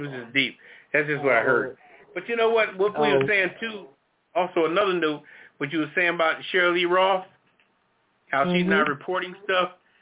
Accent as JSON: {"language": "English", "town": "Trenton", "region": "New Jersey", "country": "United States", "tie": "born or raised there", "said": "I was raised in Trenton, New Jersey, mostly"}